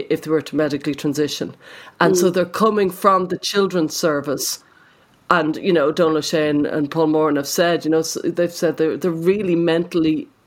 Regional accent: Ireland; as an Irish person

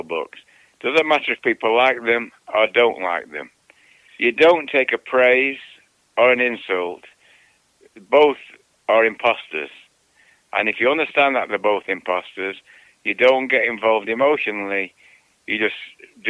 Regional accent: Manchester, North West England, United Kingdom; moved away as an adult; now in United States; I grew up in Manchester, England, at the end, just towards the end of the Second World War

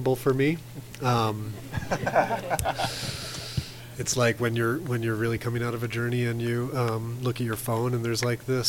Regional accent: Alaska, United States; I grew up in Alaska, so very aware of the way that oil and coal work

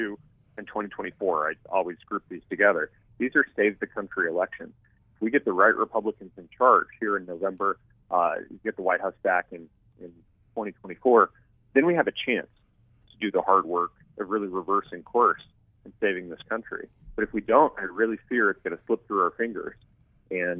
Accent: Tucson, Arizona, United States; also born or lived in California; I love Tucson. It's my hometown and always will be

